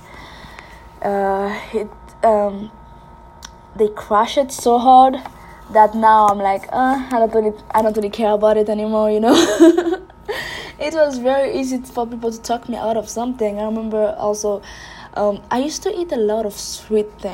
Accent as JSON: {"language": "English", "country": "Haiti", "tie": "born or raised there", "said": "I was raised and born in Haiti"}